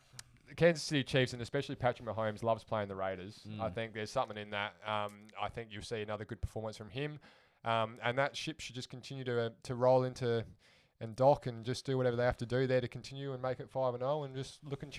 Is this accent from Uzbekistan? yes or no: no; Australia; as an Australian